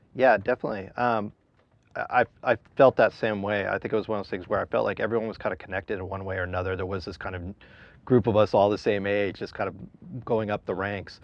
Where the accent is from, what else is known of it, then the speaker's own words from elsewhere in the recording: San Diego, California, United States; I grew up down in San Diego.